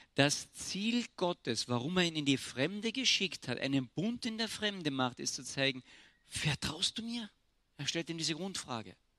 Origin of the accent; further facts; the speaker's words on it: Austria; Ich bin Österreicher